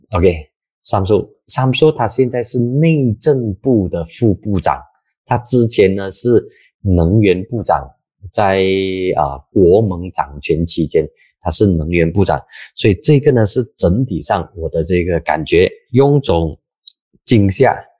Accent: Penang, Malaysia; 大部分的槟城人，我老家的这些朋友

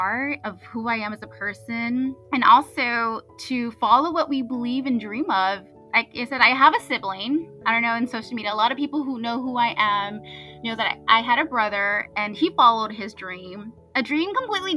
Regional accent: Mission, Texas, United States; moved away as an adult; also born or lived in Harlingen, Texas; now in Rhode Island, United States; I was born in Harlingen, Texas. And I would have to say I was raised both in Harlingen and in Mission

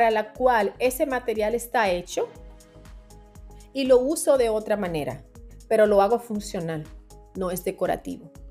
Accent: Dominican Republic; now in New York, United States; es donde voy a estudiar a Altos de Chabón, que es una escuela de diseño en mi país y que está asociada a Parsons School of Design ah, de, acá de New York. Entonces, ellos tienen una extensión allá en mi país

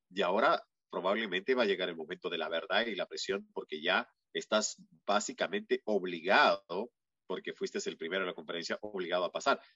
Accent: Peru; moved away; en mi país, en Perú

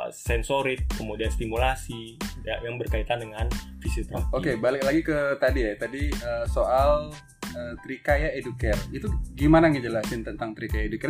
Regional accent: Denpasar, Bali, Indonesia; moved away as an adult; Dari dulu kebetulan saya memang besar di Denpasar, dewasanya di luar Bali.

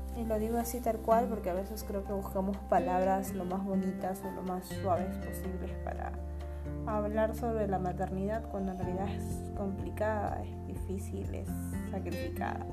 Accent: Lima, Peru; soy de Lima, Perú

